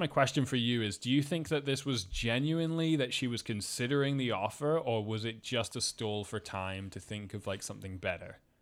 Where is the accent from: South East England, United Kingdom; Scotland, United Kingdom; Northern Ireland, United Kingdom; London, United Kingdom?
Scotland, United Kingdom; I was raised in Scotland